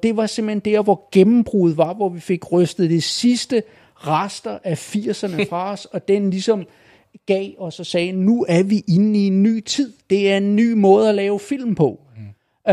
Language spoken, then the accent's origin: Danish; Falster, Zealand, Denmark; jeg er nede fra Falster